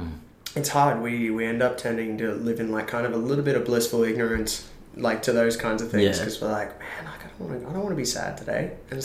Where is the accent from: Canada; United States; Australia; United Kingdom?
Australia; Sydney, New South Wales; I grew up in Sydney, and it's weird looking back, you know, 20 years, like let's say like 23 years ago. I remember I used to go from a place called Chatswood, right?